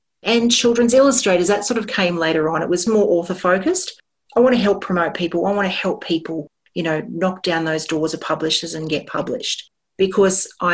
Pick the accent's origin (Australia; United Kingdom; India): Australia; Sydney, New South Wales; growing up in the Sutherland Shire